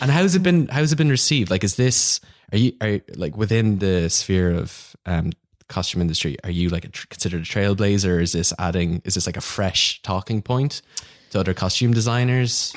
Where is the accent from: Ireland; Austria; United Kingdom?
Ireland; Kildare, Leinster; I'm from Kildare, and it turns out there's a fe, my fellow Kil, Kil, Kildarian